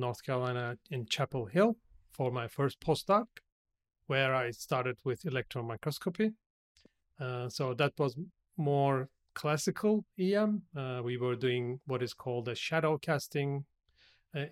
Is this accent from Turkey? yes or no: yes; Turkey; moved away as an adult; also born or lived in United States; now in Australia; So I am originally from Turkey, so I'm originally Turkish. So I started my career back in Turkey